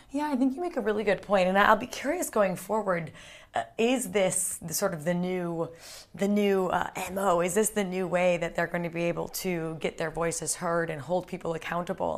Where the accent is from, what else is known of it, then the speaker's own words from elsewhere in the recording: United States; I'm American